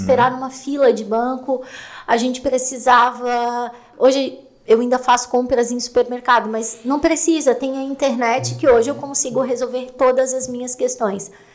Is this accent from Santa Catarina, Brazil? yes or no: yes; Serra Catarinense, Santa Catarina, Brazil; eu sou da Serra Catarinense, então eu venho dessa coisa